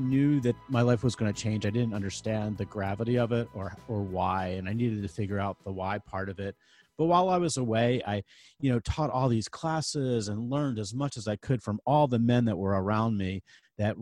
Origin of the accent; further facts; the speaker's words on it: Philadelphia, Pennsylvania, United States; I grew up in Philadelphia, went to Central High School, grew up in the Olney section